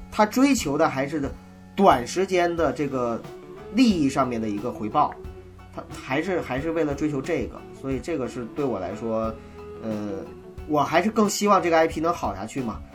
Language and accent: Chinese; Heilongjiang, China; 作为一个黑龙土生土长的黑龙江人